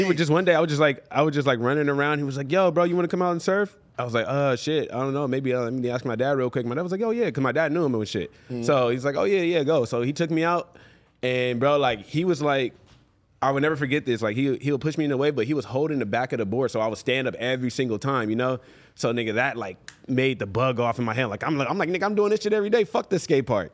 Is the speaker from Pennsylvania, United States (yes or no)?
no; Los Angeles, California, United States; I grew up in Venice, on the beach, damn boardwalk, like you know, as a kid